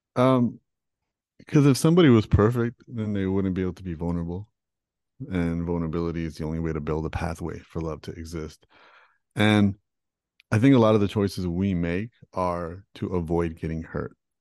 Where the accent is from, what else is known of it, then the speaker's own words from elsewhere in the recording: Toronto, Ontario, Canada; I was born and raised in Toronto